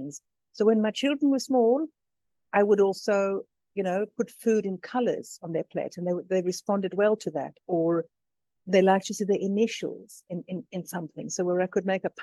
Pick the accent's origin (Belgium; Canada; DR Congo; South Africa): South Africa; moved away as an adult; also born or lived in London; now in Tuscany, Italy; I was born in London. My mom is from Finland. My dad is Greek Cypriot. I grew up in South Africa, and I live in Tuscany now.